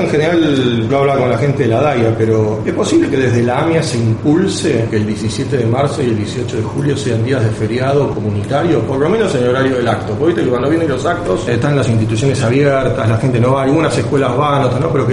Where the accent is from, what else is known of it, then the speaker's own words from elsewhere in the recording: Argentina; nosotros, como judíos argentinos